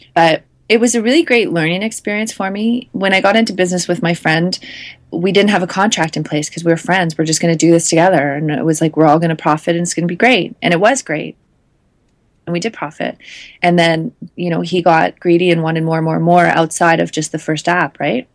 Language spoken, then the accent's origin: English; Canada; as a Canadian